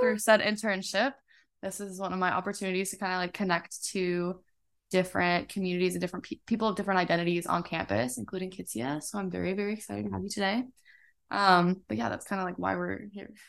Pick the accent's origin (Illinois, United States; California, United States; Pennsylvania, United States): California, United States; Lake Elsinore; born or raised there; moved away as an adult